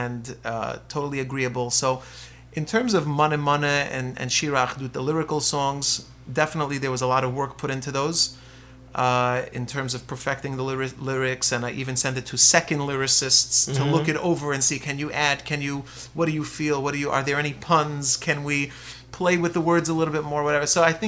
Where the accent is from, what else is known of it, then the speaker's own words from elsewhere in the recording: Lakewood, New Jersey, United States; I'm a guy from Lakewood, you know, I'm a Sephardi guy